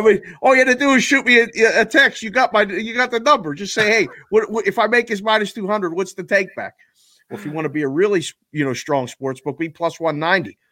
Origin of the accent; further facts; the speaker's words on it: Pittsburgh, Pennsylvania, United States; now in Las Vegas, United States; I grew up in Pittsburgh